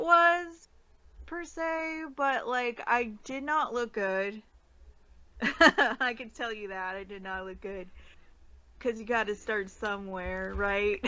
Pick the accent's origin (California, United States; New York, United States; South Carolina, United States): California, United States; I'm not from uh, Washington or Oregon, so I'm from California